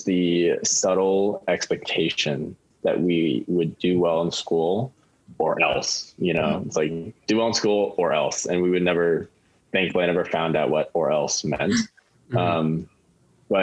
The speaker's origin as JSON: {"language": "English", "town": "Palos Verdes", "region": "California", "country": "United States", "tie": "born or raised there", "said": "I grew up in Palos Verdes in Southern California"}